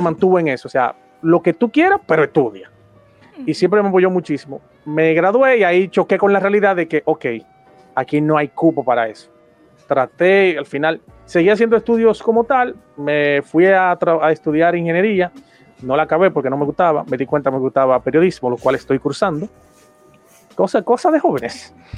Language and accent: Spanish; Dominican Republic; aquí en República Dominicana, donde yo soy nativo y donde actualmente vivo